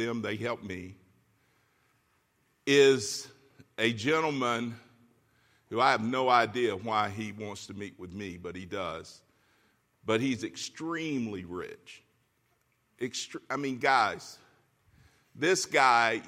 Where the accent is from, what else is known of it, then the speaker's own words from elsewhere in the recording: Florida, United States; moved away as an adult; now in California, United States; We're from Florida. We know hurricanes.